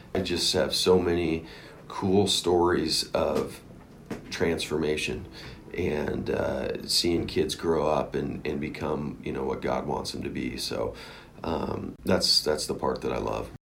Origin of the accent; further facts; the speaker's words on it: Oregon, United States; moved away; I grew up in Oregon